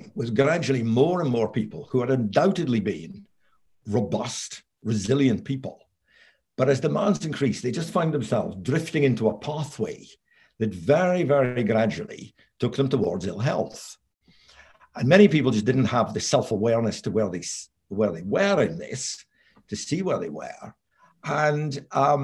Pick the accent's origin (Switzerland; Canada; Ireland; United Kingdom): United Kingdom; Scotland; moved away as an adult; also born or lived in Aberdeen / London; I'm Scottish. I came down from Aberdeen University to work in London